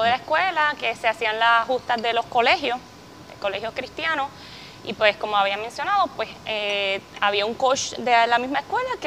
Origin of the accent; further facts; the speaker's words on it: Carolina, Puerto Rico; Pues yo soy de Carolina, de Carolina, Puerto Rico.